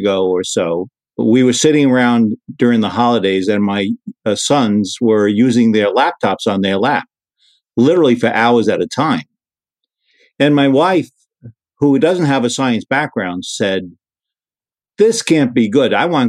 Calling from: Sarasota, Florida, United States; We're in the Sarasota, Florida area.

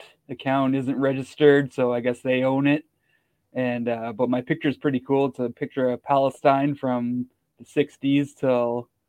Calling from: Toronto, Ontario, Canada; From Toronto, Ontario, and occupied Turtle Island.

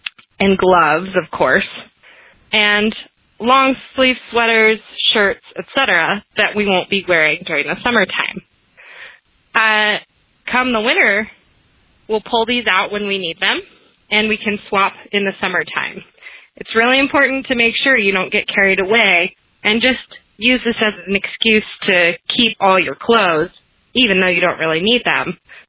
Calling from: Mammoth Lakes, California, United States; I'm calling from Mams Lakes, California.

